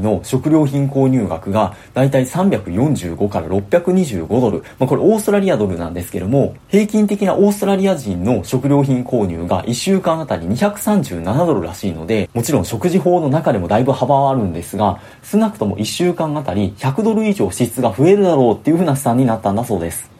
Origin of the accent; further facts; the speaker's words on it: Osaka, Japan; 僕大阪出身